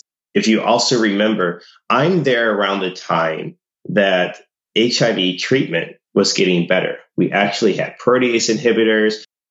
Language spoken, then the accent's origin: English; St. Louis, Missouri, United States; moved away as an adult; also born or lived in South Africa; I'm originally from the middle of the U.S. It's from a city called St. Louis, Missouri.